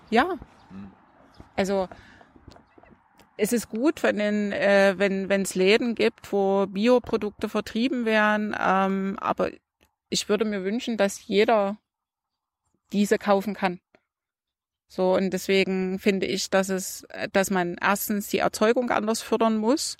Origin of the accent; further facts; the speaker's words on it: Saxony, Germany; bei uns in Sachsen